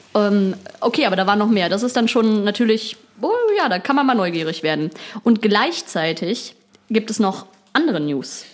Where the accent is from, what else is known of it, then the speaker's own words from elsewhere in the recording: Berlin, Germany; wir kommen, wir kommen aus Berlin